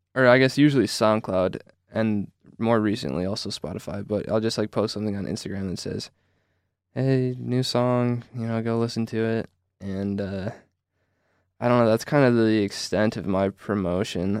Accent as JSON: {"language": "English", "town": "Traverse City", "region": "Michigan", "country": "United States", "said": "I'm from Traverse City, Michigan"}